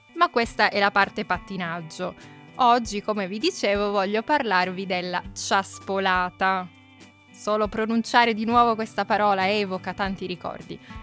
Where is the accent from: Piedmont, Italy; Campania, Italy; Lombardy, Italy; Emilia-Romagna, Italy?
Piedmont, Italy; Turin; io sono nata, forse lo sapete già, sono nata a Torino, vicino quindi alle montagne, vicino alle Alpi